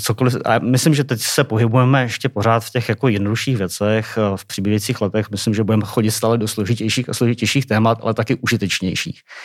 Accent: Czechia; jako Češi, asi nejenom jako Češi

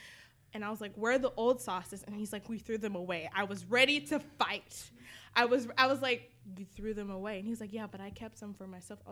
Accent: the South, United States; I'm from the South

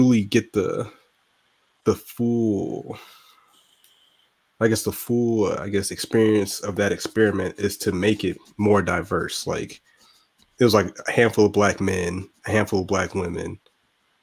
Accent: Augusta, Georgia, United States; I'm from Augusta, Georgia

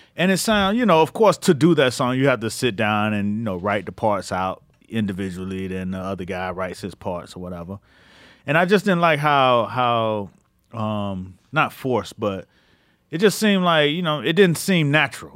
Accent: Miami, Florida, United States; now in New York, United States; where I'm from in Miami

